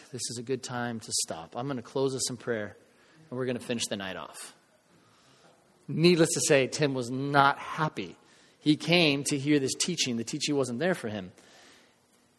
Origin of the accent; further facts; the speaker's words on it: United States; with us as Americans, especially for us as American believers